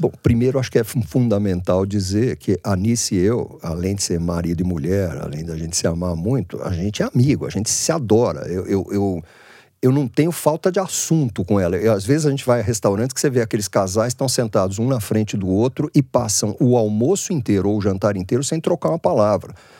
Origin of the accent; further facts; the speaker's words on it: Santos, São Paulo, Brazil; now in São Paulo, Brazil; eu não sou de São Paulo, eu nasci em Santos